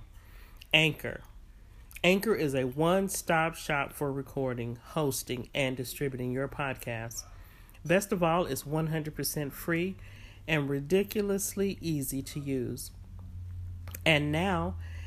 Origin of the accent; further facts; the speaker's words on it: San Francisco Bay Area, California, United States; moved away; I was raised in the Bay Area